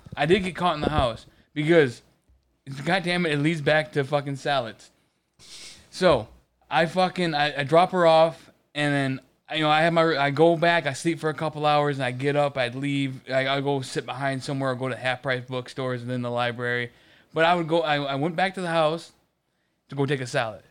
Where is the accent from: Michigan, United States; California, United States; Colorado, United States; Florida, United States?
Michigan, United States; moved away; also born or lived in Ohio; I'm from Michigan